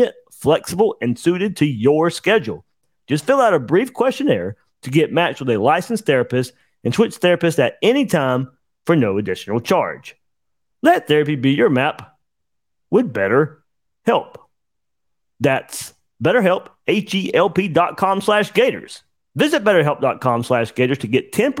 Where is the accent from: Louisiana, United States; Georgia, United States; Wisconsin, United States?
Georgia, United States; I grew up in Georgia